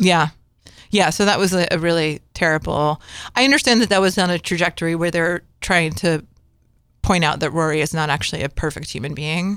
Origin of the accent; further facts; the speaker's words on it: Connecticut, United States; growing up in, you know, the East Coast and growing up in Connecticut